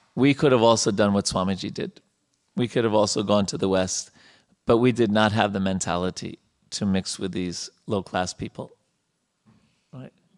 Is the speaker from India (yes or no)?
yes; India; moved away as an adult; now in United States; we have our background growing up in India